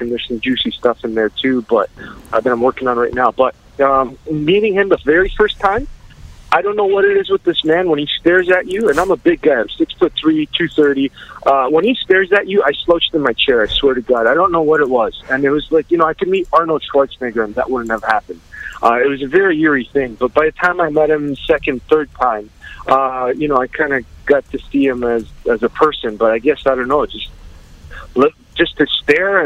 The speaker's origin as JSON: {"language": "English", "town": "London", "region": "Ontario", "country": "Canada", "tie": "born or raised there", "said": "London, Ontario, my hometown"}